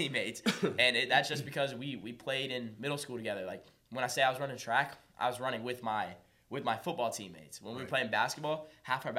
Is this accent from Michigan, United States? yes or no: no; Charlotte, North Carolina, United States; I grew up as a Ardrey Kell ball boy